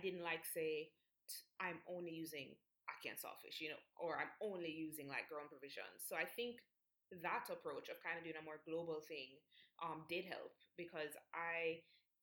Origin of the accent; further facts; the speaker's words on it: Jamaica; I'm obviously Jamaican, I was born here